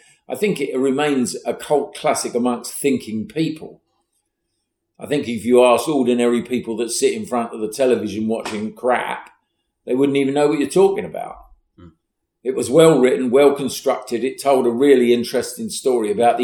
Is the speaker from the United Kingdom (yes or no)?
yes; England, United Kingdom; I'm from the South